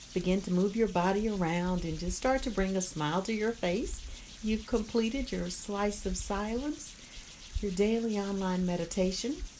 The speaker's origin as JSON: {"language": "English", "town": "Albany", "region": "Georgia", "country": "United States", "tie": "born or raised there", "said": "I had a place in my hometown, Albany, Georgia"}